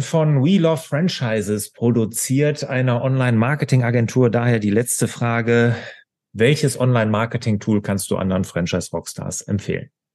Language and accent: German; Bergisches Land, North Rhine-Westphalia, Germany; ich komme ja so aus dem Bergischen